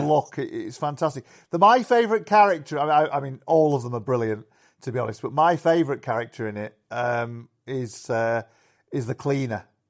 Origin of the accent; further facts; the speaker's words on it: Yorkshire and the Humber, United Kingdom; the pubs where I grew up in in Yorkshire